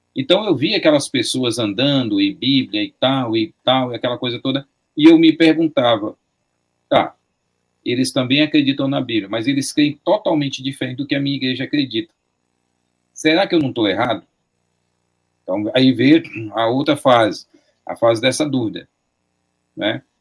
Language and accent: Portuguese; Fortaleza, Ceará, Brazil; originalmente eu cresci dentro de uma igreja batista regular em Fortaleza